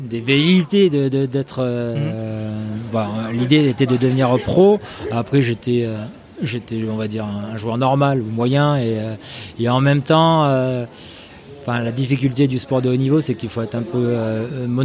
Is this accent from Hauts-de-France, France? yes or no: yes; Hauts-de-France, France; born there; je suis né dans l'Oise avec des origines du sud de la France.